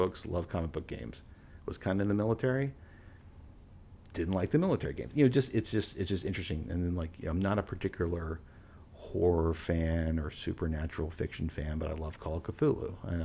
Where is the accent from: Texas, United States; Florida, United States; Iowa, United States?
Texas, United States; Houston; We grew up in Houston